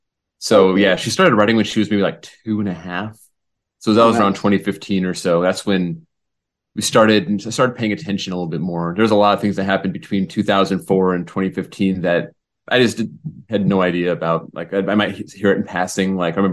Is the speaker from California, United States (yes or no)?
yes; Santa Clarita, California, United States; moved away as an adult; now in Tulsa, United States; I grew up in Santa Clarita, which is just, it's the same town that Magic Mountain's in.